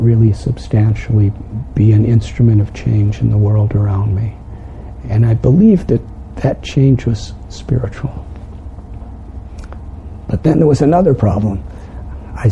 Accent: Chicago, Illinois, United States; moved away; I'm from Illinois.

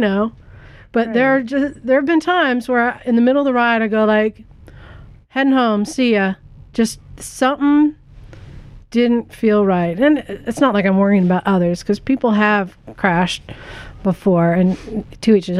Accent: Utah, United States; now in Santa Cruz, United States; I was born in Utah

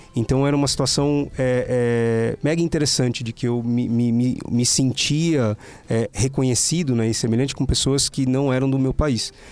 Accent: Guarulhos, São Paulo, Brazil; moved away; eu sou de Guarulhos, da periferia de Guarulhos

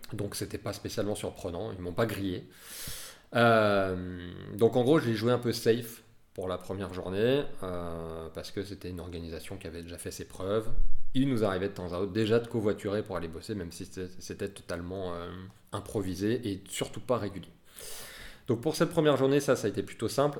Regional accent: Lyon, Auvergne-Rhône-Alpes, France; nous, on est lyonnais

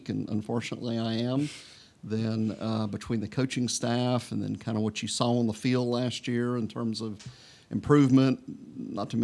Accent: Beaumont, Texas, United States; Originally from near Houston, a little town east of there called Beaumont. So that's where I grew up

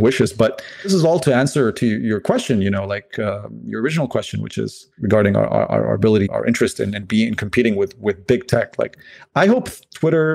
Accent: Lebanon; moved away; I'm originally from Lebanon

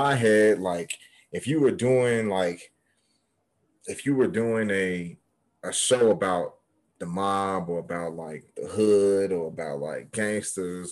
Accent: Chicago, Illinois, United States; I'm from the South Side

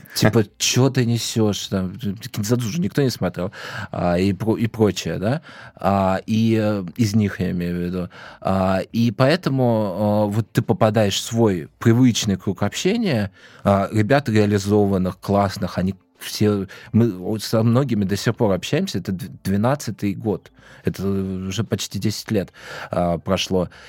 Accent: Moscow Oblast, Russia; also born or lived in Vladimir; я из Подмосковья

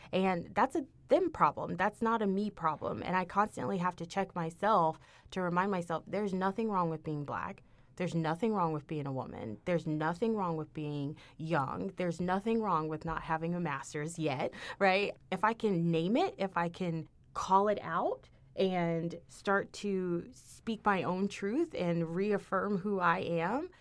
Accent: Houston, Texas, United States; moved away as an adult; now in Ithaca, United States; I'm from Houston, which is the biggest, you know, fourth biggest city in the United States.

